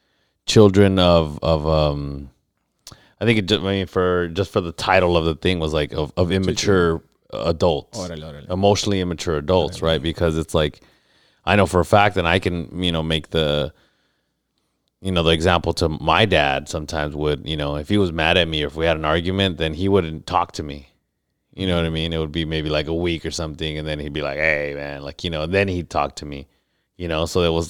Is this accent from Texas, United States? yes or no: no; National City, California, United States; growing up in National City and growing up in situations where you kind of have to learn to take care of yourself too